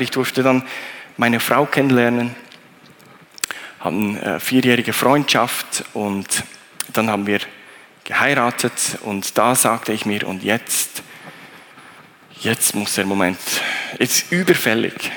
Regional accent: Thun, Bern, Switzerland; ich bin äh, in Thun aufgewachsen

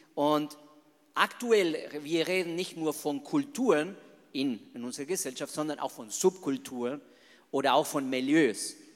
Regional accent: Argentina; German is a second language; moved away as an adult; now in Germany; Also ich bin ein echter Latino, ich bin ein echter Argentinier

